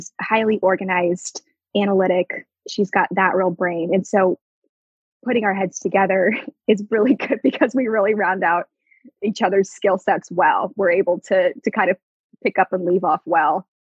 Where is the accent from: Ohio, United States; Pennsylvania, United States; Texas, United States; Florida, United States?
Texas, United States; Houston; I was born and raised in the Houston area. I grew up in a suburb of Houston